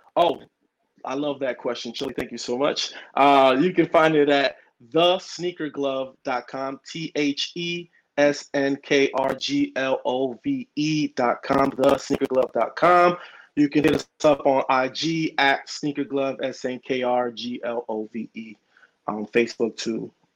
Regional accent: New York City, New York, United States; first language Spanish; English is a second language; moved away; also born or lived in Washington Heights, Manhattan / Miami / Modesto, California; I'm from New York, Manhattan, uh, you know Washington Heights. Um, grew up in the Bronx

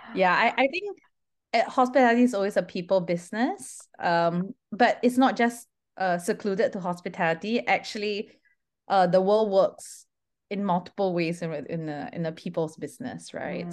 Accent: Singapore; I'm Singaporean by nationality

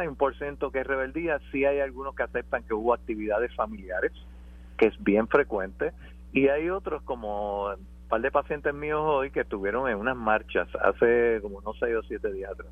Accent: Puerto Rico; somos todos puertorriqueños

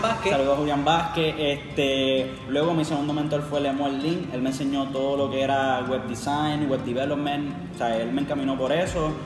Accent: Carolina, Puerto Rico; yo soy de Carolina

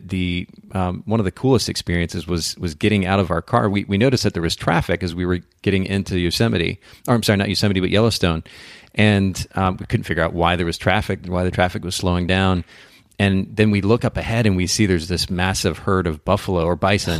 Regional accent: Japan; moved away; I grew up in Japan, spent about ten years there

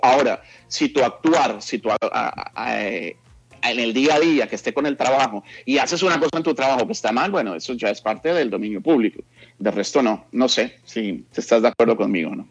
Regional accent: Bogotá, Colombia; moved away as an adult; now in Los Angeles, United States; yo nací en, Bogotá, en la clínica Palermo, allá estudié en el colegio, la universidad, etc.

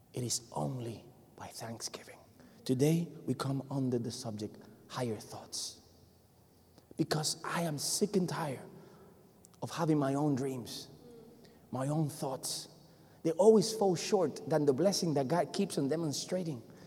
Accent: Puerto Rico; first language Spanish; English is a second language; moved away

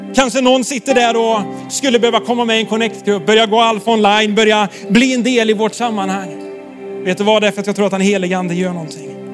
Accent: Sweden; vi svenskar

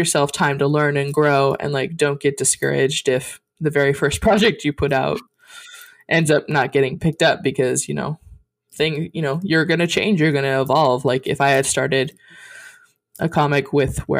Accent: Montana, United States; I was born in Montana

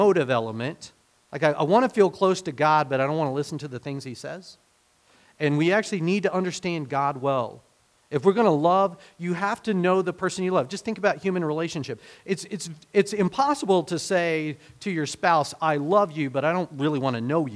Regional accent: Hominy, Oklahoma, United States; also born or lived in Fairfax, Oklahoma; we moved from Hominy, Oklahoma, where, you know, I was settled

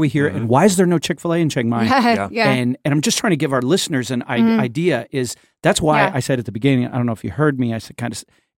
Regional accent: Port-au-Prince, Ouest, Haiti; now in United States; we were in some jacked up situations growing up in Port-au-Prince, Haiti.

